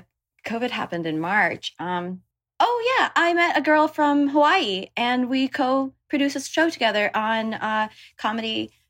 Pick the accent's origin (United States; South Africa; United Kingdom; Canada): Canada; Toronto, Ontario